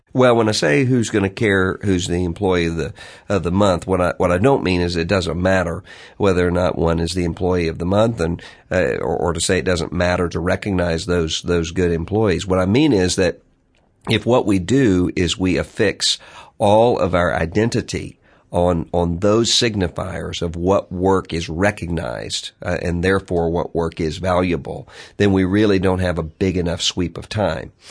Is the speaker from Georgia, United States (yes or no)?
no; Mississippi, United States; my home state of Mississippi